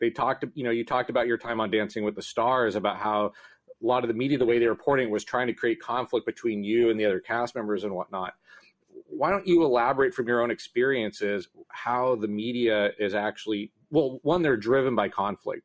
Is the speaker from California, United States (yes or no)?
yes; Southern California, United States; moved away as an adult; now in San Francisco Bay Area, United States; I'm not originally from the Bay Area. I'm from Southern California, but my first job when I moved here